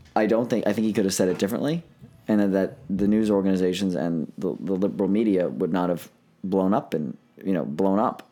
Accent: Pennsylvania, United States; moved away as an adult; now in Florida, United States; my home state

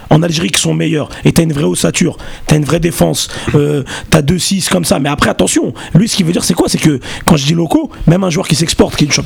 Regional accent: Castres, Occitania, France; Moi, je suis de Castres. En fait, je suis du même quartier

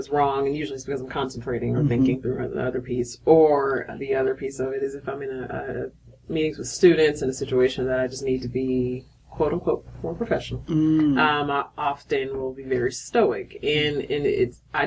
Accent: Akron, Ohio, United States; moved away; also born or lived in Georgia / Tennessee; Originally from Akron, Ohio

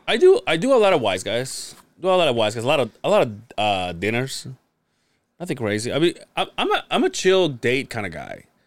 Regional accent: Mexico; now in United States; I grew up in Mexico

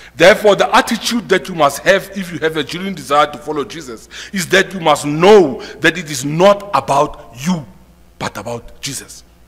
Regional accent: South Africa; as a South African

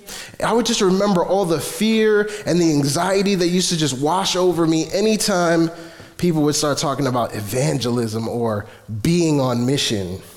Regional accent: New York City, New York, United States; I'm from Flatbush

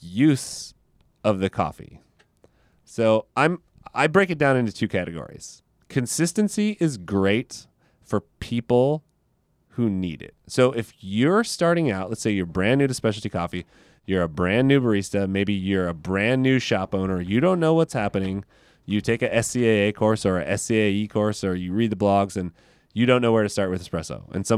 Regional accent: Modesto, California, United States; I came from Modesto and there was like nothing there. And now there's like a handful of baristas who are really passionate about specialty coffee there, which I think is awesome because it's a super small town, Central Valley, California.

